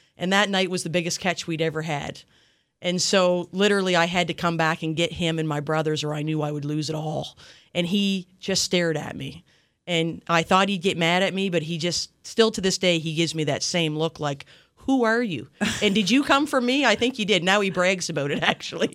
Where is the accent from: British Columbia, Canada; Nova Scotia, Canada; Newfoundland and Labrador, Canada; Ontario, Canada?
Nova Scotia, Canada; Yarmouth; I grew up in Yarmouth, um, a long time ago